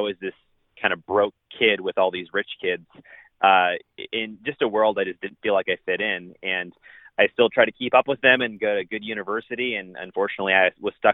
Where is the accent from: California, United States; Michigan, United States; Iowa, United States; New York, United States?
California, United States; San Diego; moved away as an adult; also born or lived in Spokane, Washington; now in Dallas, United States; I am originally from San Diego, California, and that's where I was born and raised until I was 18